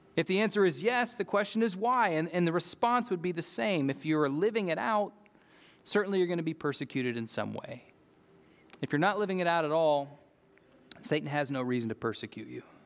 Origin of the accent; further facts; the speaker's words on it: United States; I'm an American